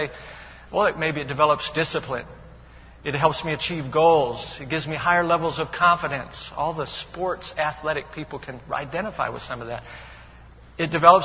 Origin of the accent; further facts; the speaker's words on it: Chicago, Illinois, United States; now in Charleston, United States; I am from Chicago